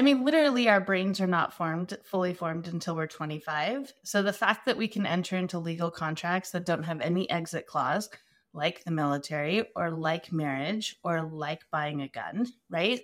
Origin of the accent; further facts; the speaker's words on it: Arizona, United States; I am from Arizona. I'm an Arizona native.